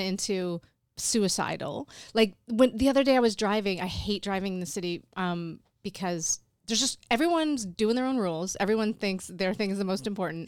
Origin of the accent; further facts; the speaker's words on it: Endicott, New York, United States; moved away as an adult; also born or lived in Canada / Alfred, New York; My hometown is Endicott, New York